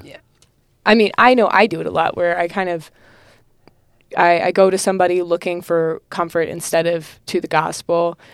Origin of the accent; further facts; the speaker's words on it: North Carolina, United States; also born or lived in Illinois; I am from North Carolina. I used to live in Illinois, and now I'm in North Carolina. Uh, Charlotte